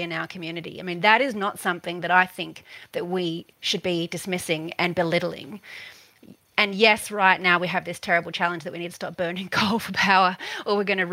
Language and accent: English; Newcastle, New South Wales, Australia; I'm shaped by having grown up in Newcastle all my life, living in the world's biggest coal port